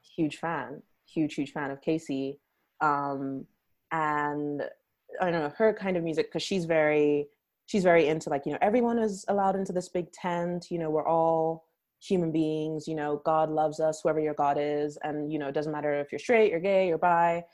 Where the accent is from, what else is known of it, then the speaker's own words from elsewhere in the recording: Nigeria; now in United States; I'm Nigerian, and then I naturalized to the U.S. Uh, in 2015